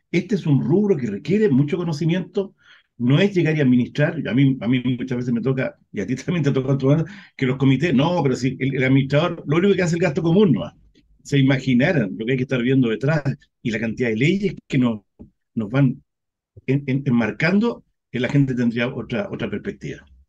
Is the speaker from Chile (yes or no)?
yes; Chile; estamos en Chile, nosotros sabemos cómo somos los chilenos